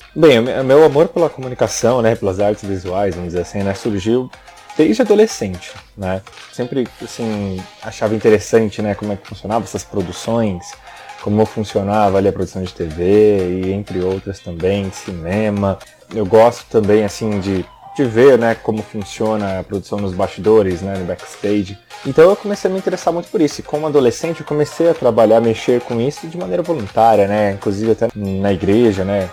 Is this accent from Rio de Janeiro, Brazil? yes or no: no; São Paulo, Brazil; also born or lived in Jacareí; Sou da cidade de São Paulo, eu nasci em São Paulo, morei em Jacareí alguns anos também